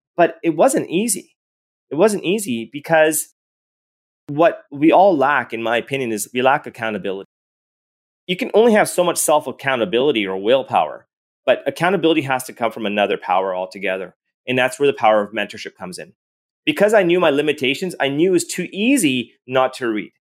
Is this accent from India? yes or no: no; Edmonton, Alberta, Canada; I was born and raised in Edmonton, Alberta.